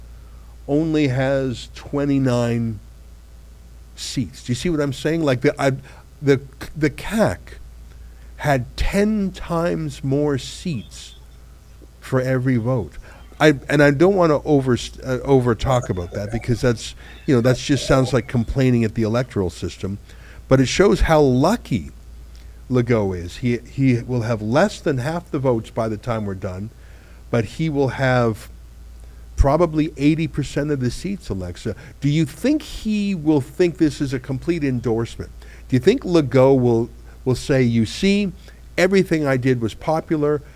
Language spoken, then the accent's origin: English; Canada; as an English Canadian